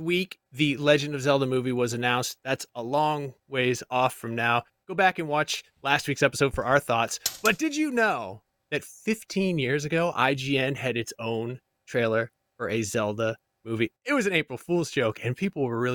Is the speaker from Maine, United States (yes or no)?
yes; Maine, United States; I'm from Maine